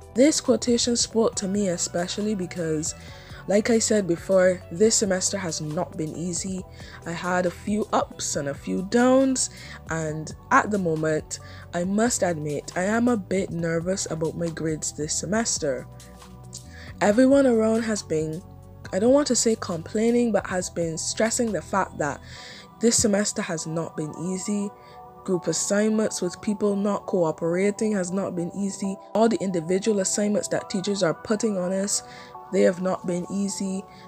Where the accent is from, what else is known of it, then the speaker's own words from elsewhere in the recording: Barbados; I love Barbados so much, it's my home country